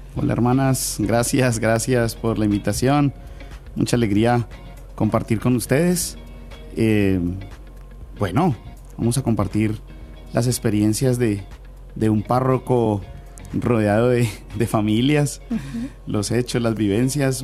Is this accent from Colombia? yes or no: yes; Cali, Valle del Cauca, Colombia; somos caleños y vallecaucanos